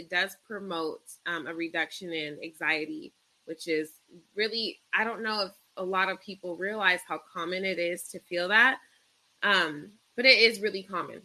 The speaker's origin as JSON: {"language": "English", "town": "Rancho Cucamonga", "region": "California", "country": "United States", "tie": "born or raised there", "lives_now": "Victorville, United States", "said": "I am from California. I grew up in Rancho Cucamonga, and I currently live in Victorville."}